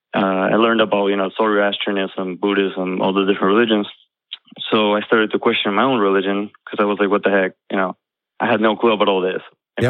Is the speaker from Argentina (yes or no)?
yes; Argentina; now in Jacksonville, United States; I'm from Argentina. Uh, I'm in Florida now, Jacksonville